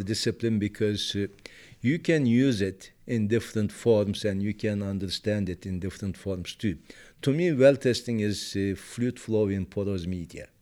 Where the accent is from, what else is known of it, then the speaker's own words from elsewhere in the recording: Turkey; moved away; I was born and raised in Turkey